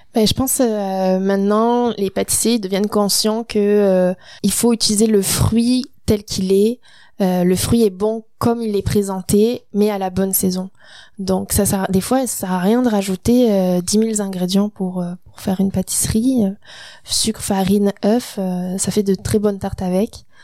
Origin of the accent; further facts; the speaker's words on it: France; moved away as an adult; now in Quebec, Canada; commencé la pâtisserie en apprentissage en France, donc à mes 16 ans